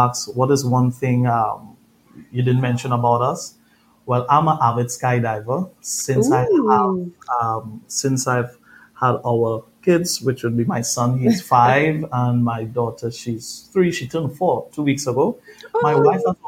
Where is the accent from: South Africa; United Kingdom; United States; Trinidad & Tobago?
Trinidad & Tobago; moved away; If you hear my accent, I'm originally from Trinidad, Caribbean boy.